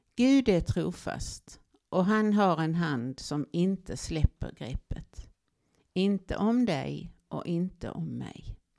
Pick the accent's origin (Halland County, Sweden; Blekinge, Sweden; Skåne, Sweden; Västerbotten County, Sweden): Blekinge, Sweden; Olofström; Jag växte upp i Olofström i det vackra Blekinge, Sveriges trädgård